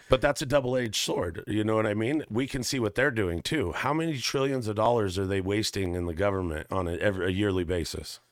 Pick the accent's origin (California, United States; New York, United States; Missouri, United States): California, United States; Northern; moved away; also born or lived in Alaska; I grew up in Northern California